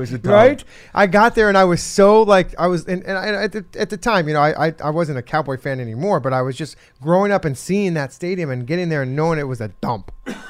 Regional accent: Arizona, United States; growing up in Arizona

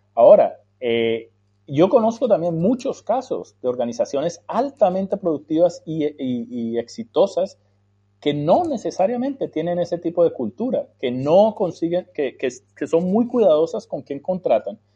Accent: Colombia; moved away as an adult; also born or lived in United States; yo nací y me crié en Colombia Salí a los 29 años de Colombia a estudiar en el exterior, en los Estados Unidos

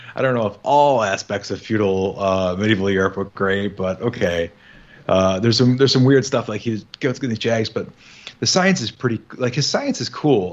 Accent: Midwest, United States; I'm from the Midwest

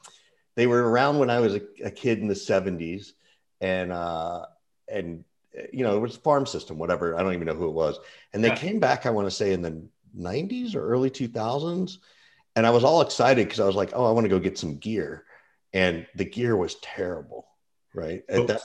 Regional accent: Macon, Georgia, United States; I grew up in Macon, Georgia

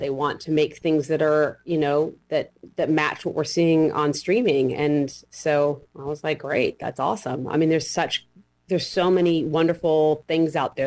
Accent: Washington, United States; I grew up in Washington State

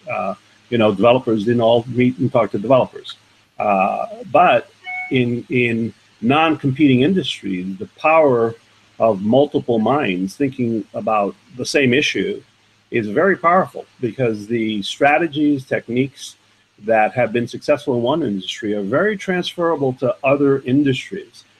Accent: New York City, New York, United States; I grew up in the in the uh, borough of Manhattan, New York, on what is called the Lower East Side today

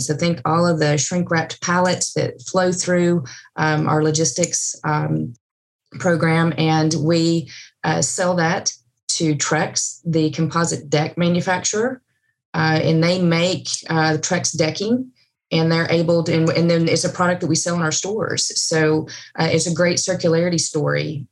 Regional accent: East Tennessee, United States; moved away; I am from East Tennessee, so I'm in the foothills of the Smoky Mountains

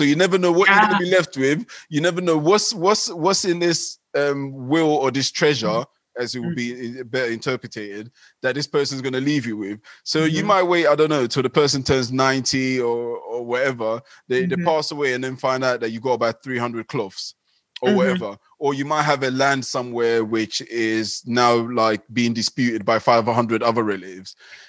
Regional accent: Ghana; born there; So, for instance, I was born in Ghana, and in Ghana, there's well, in the tribe that I'm from, they love this idea of a will

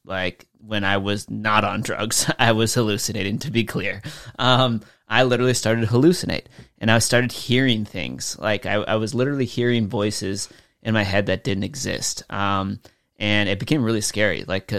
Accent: California, United States; moved away; since I grew up in SoCal, right? We don't get snow.

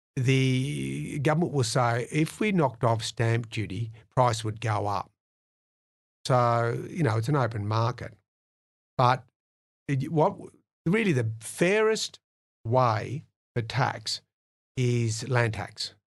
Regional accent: Penrith, New South Wales, Australia; I came from Penrith

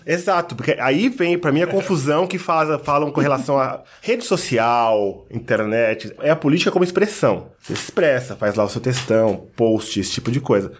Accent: Osasco, São Paulo, Brazil; Eu cresci na favela em Osasco.

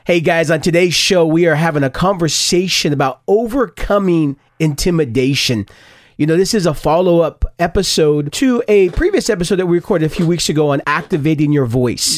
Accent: Stockton, California, United States; I grew up in Stockton, California

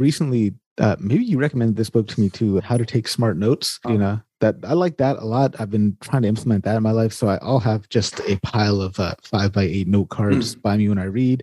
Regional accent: California, United States; I grew up in California

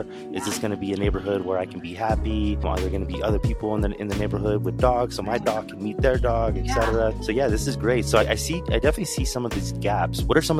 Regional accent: Houston, Texas, United States; Houston, Texas for me is home. But even then, as a young kid growing up in Houston, I kind of just knew like the immediate vicinity around me, like the neighborhood that I grew up in. It was a little weird suburb area called A-Leaf

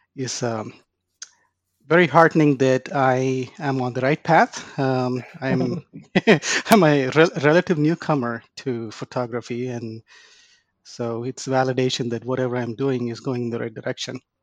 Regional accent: India; moved away as an adult; now in Dallas, United States; I was born and raised in India. I uh, came to the United States to go to grad school

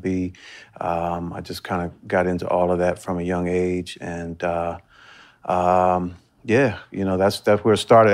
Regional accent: Washington, District of Columbia, United States; I'm born and raised in Washington, D C. Um, so I grew up, uh, in the city

